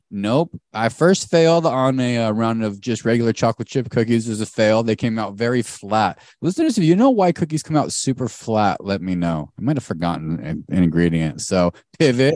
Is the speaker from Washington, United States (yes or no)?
no; Arizona, United States; we grew up in Arizona